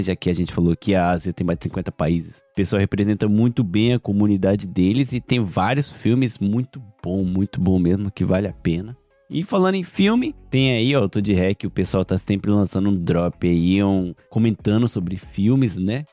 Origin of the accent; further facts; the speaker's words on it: Japan; eu não sei em português porque eu cresci aqui no Japão